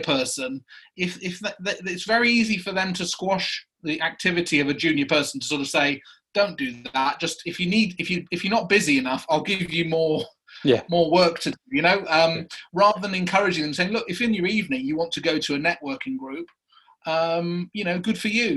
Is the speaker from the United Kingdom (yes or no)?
yes; Prestatyn, Wales, United Kingdom; moved away as an adult; Wales coast uh, in a place called Prestatyn